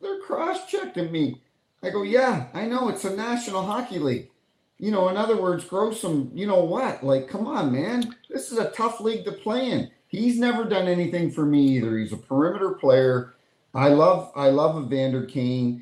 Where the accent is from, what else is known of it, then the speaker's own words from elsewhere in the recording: New Brunswick, Canada; I grew up in New Brunswick.